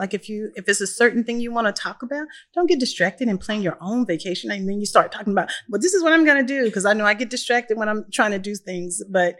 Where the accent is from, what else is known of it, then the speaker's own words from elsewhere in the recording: Texas, United States; Like, I'm from Texas